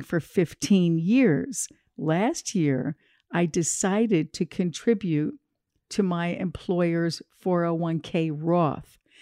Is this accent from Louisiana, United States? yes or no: no; New Jersey, United States; I'm from New Jersey as well.